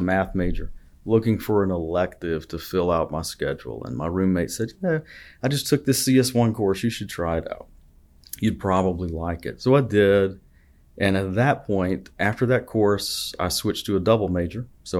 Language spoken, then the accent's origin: English; Lineville, Alabama, United States; So I grew up about an hour and a half north of here in Clay County.